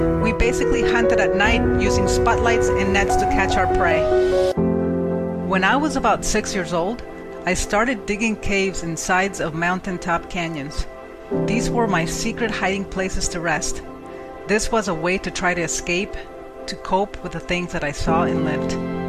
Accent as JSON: {"language": "English", "country": "Mexico", "tie": "born or raised there", "moved": "yes", "said": "I am from Mexico, and this was life in an orphanage."}